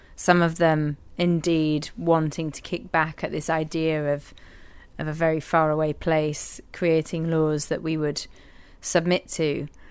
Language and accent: English; Yorkshire and the Humber, United Kingdom; moved away; also born or lived in Newcastle; growing up in East Yorkshire